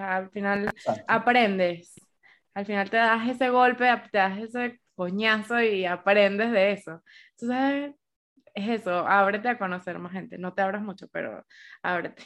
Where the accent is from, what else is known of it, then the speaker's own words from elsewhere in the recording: Caracas, Capital District, Venezuela; moved away as an adult; now in Bogotá, Colombia; somos cuatro amigas y las cuatro somos venezolanas, pero, por ejemplo, ninguna de ellas es de Caracas.